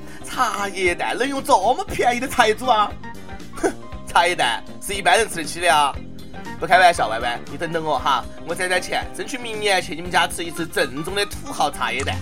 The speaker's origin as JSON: {"language": "Chinese", "country": "China", "said": "我们大陆人"}